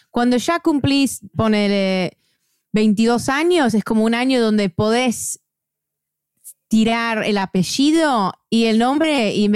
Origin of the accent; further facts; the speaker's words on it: United States; como yo soy gringa, que puedo, no sé, a veces me da un poco de vergüenza